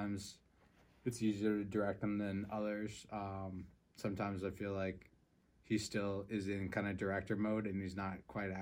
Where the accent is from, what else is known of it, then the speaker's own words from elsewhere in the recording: Massachusetts, United States; moved away as an adult; now in Vermont, United States; I grew up in Massachusetts. Me and Connor grew up in the same town. And then for college, I moved up to Vermont.